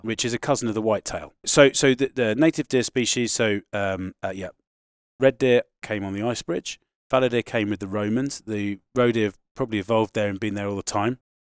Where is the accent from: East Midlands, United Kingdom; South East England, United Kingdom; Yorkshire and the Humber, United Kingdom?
South East England, United Kingdom; Sussex; moved away as an adult; now in Scottish Borders, United Kingdom; I was born, born and raised in England, an hour south of London, in a county called Sussex.